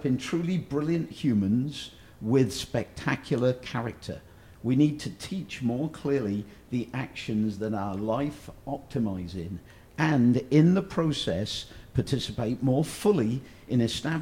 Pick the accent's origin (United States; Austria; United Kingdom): United Kingdom; Oxford, South East England; my hometown team, Oxford United